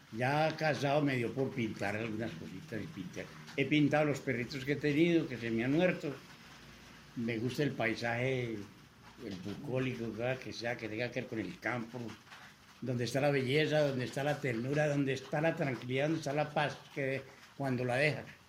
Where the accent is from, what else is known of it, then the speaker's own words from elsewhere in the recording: Copacabana, Antioquia, Colombia; also born or lived in Medellín; yo no nací en Copacabana, nací aquí en Medellín, en el barrio Belén, pero me crié en Copacabana